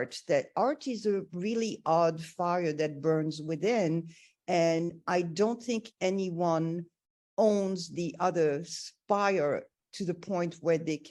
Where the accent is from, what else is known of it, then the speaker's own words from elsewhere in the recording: Armenia; I was born in Armenia